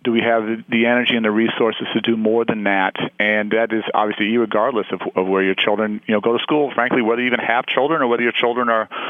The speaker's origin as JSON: {"language": "English", "town": "Chicago", "region": "Illinois", "country": "United States", "tie": "born or raised there", "said": "my hometown of Chicago"}